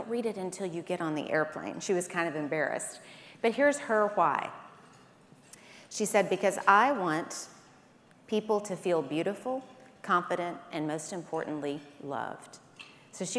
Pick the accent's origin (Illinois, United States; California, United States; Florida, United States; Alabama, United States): Alabama, United States; Birmingham; I am from Birmingham, Alabama. That's how we say it there